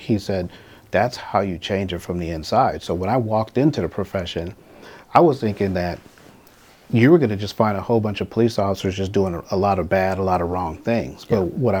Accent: Los Angeles, California, United States; As a young man growing up in South

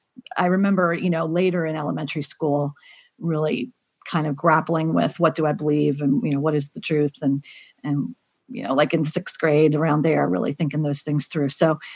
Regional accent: Pennsylvania, United States; Grew up in Pennsylvania. Yep. Grew up in a Christian family with, family members who were missionaries and pastors

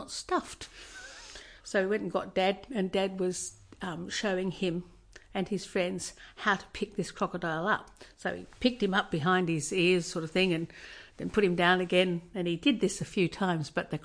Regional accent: Busselton, Western Australia, Australia; born or raised there; also born or lived in Port Hedland, Western Australia

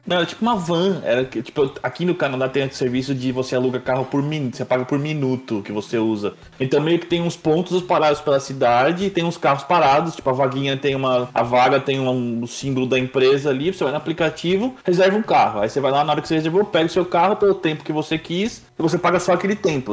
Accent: Brazil; moved away as an adult; A gente é brasileiro

